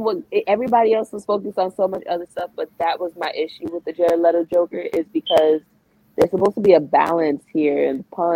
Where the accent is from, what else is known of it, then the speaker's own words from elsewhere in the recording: New York, United States; I'm from New York.